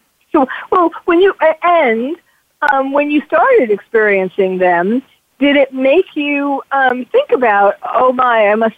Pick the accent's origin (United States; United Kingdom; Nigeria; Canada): United States; New York; I'm from New York.